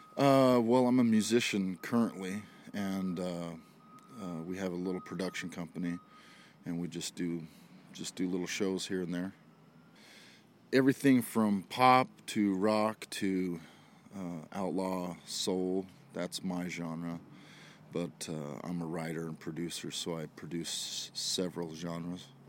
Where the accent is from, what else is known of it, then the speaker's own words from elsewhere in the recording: Idaho, United States; I was an Idaho redneck